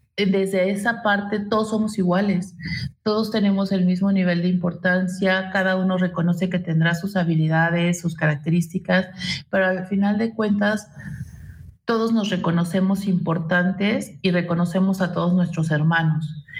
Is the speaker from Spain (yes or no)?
no; Mexico; de nacimiento soy italo mexicano entonces mis tradiciones son mixtas